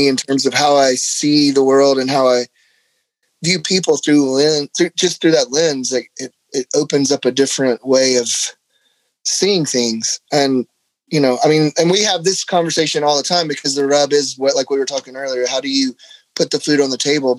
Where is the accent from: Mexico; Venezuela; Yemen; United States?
United States; Mississippi; moved away as an adult; now in Kentucky, United States; I'm from Mississippi